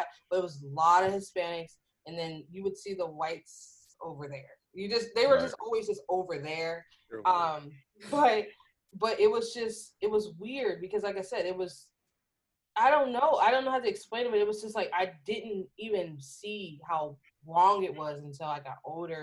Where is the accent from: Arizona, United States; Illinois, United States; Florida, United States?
Arizona, United States; moved away as an adult; I grew up in Arizona, so, like, the, yeah, so I went to high school out there, beginning of college out there, like, and I moved there when I was 9